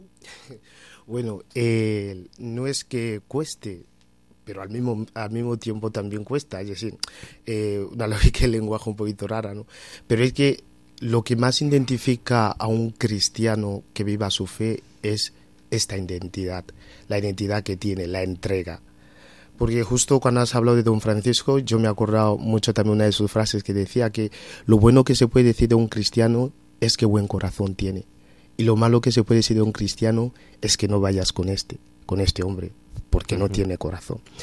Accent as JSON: {"language": "Spanish", "country": "Equatorial Guinea", "moved": "as an adult", "lives_now": "Cáceres, Spain", "said": "Soy de Guinea Ecuatorial"}